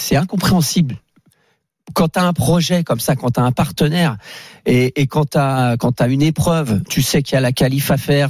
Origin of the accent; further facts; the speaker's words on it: Brittany, France; je suis breton